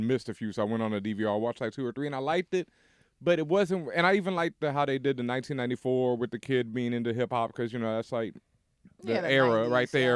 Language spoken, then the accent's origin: English; Houston, Texas, United States; we had a nice house where we grew up in Houston